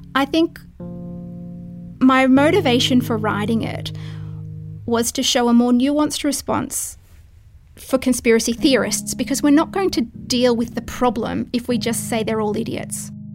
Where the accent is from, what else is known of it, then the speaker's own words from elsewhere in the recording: Brisbane, Queensland, Australia; also born or lived in Holland; I grew up in Brisbane